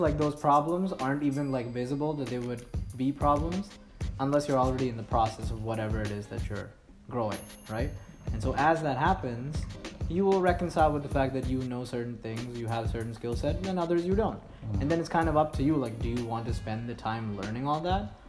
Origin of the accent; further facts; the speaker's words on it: Mumbai, Maharashtra, India; now in Montreal, Canada; I'm originally from Mumbai in India